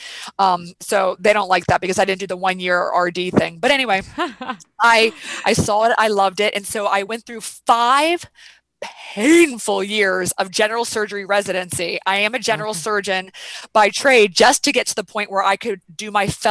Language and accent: English; Weirton, West Virginia, United States; So I grew up in a town called Weirton, West Virginia, which is outside Pittsburgh, PA